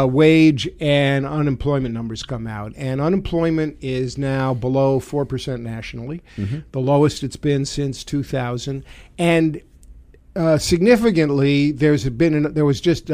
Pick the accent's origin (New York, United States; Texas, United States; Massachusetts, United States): New York, United States; New York City; accent: Brooklyn; moved away; the Brooklyn in me comes out now and again when I talk. People can say, "Where are you from?" and they can tell.